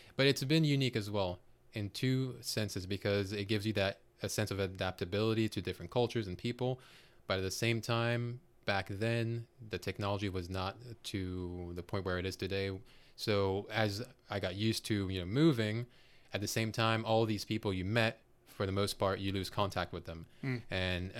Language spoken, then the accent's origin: English; Côte d’Ivoire; born there; Myself, I was born in West Africa in Cote d'Ivoire, which in English would be Ivory Coast. Growing up, I traveled, or not just traveled, but really lived in six different countries. Seventh would be the States.